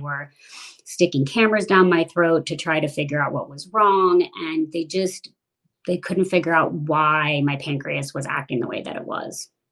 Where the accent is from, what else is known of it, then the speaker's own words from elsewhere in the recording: Washington, District of Columbia, United States; I grew up primarily in the Washington, D.C. area